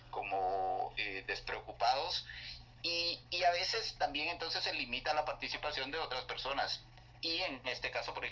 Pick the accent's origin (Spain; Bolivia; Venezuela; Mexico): Bolivia; yo soy boliviano y, leí mi poesía